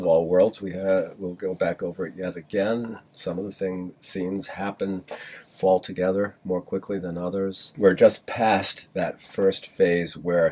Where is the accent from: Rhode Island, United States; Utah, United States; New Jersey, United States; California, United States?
Rhode Island, United States; moved away; I grew up in Rhode Island